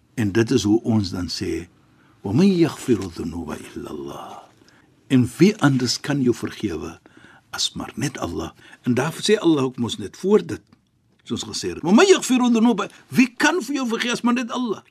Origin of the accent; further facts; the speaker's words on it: Cape Town, Western Cape, South Africa; ek as 'n Kaapenaar